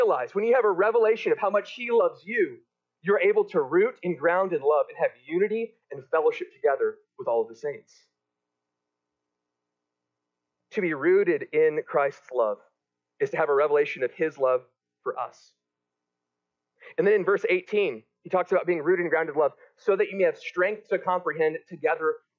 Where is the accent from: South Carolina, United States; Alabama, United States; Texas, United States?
Texas, United States; I'm from Texas